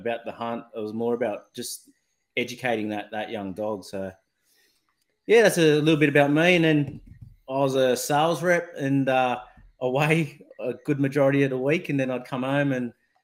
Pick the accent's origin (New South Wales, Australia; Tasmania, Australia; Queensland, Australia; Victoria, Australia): New South Wales, Australia; Blacktown; I grew up in Western Sydney. In Blacktown, my parents are still there in a little three-bedroom home.